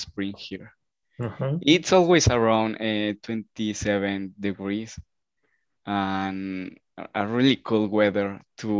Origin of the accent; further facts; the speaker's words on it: Cuernavaca, Morelos, Mexico; English is a second language; I was born and raised in Cuernavaca, and I found really a quiet city, really beautiful. I think it was the best city to born and raise for me.